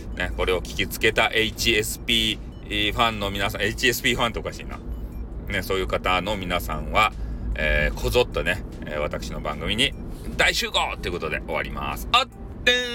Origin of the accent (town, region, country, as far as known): Hakata, Fukuoka, Japan; accent: Hakata-ben